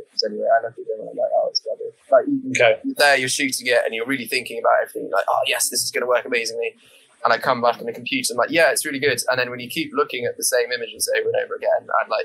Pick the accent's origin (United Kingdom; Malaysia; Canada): United Kingdom; St Davids, Wales; I grew up in St. David's